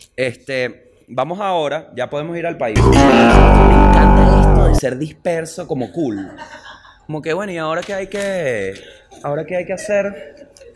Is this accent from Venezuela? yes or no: yes; Venezuela